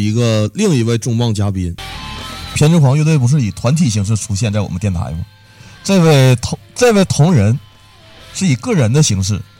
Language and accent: Chinese; Liaoning, China; 我是来自非洲的留学生，刚刚学业归程回国，发现我的家乡，我的辽宁队儿啊，是在成都也挨欺负了。